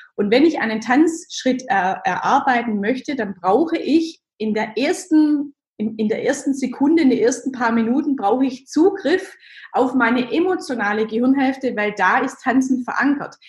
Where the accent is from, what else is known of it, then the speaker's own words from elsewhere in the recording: Germany; ich bin so ganz klassisch als Kind im Dorf aufgewachsen